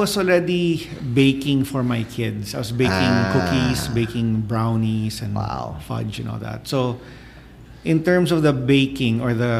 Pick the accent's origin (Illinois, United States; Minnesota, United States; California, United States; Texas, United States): Texas, United States; the South; moved away; I grew up in the South.